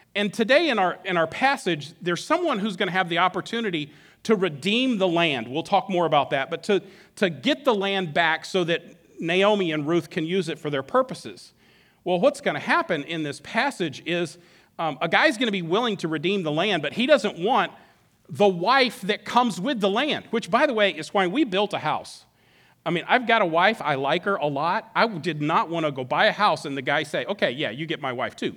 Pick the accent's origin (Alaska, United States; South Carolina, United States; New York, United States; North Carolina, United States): Alaska, United States; moved away as an adult; I grew up in Alaska, been here for twenty-three years, but grew up in Alaska. I moved there when I was eight and didn't move until I was about thirty.